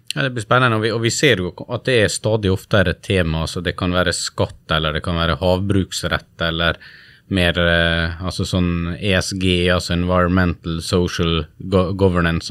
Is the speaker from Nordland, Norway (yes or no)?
no; Sunnmøre, Western Norway, Møre og Romsdal, Norway; Jeg har vokst opp på, på Sunnmøre og på Vestlandet